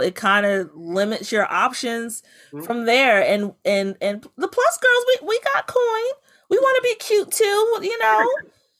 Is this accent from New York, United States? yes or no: no; Bladensburg, Maryland, United States; I grew up in Prince George's County in Bladensburg